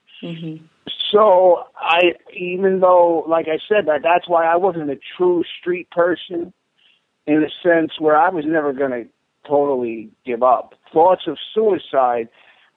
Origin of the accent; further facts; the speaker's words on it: Newark, New Jersey, United States; I was born and raised in Newark